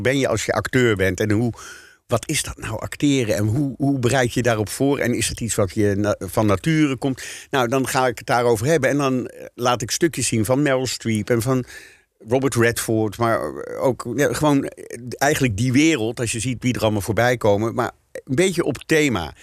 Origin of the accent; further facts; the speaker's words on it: Netherlands; Wij zijn als Nederlanders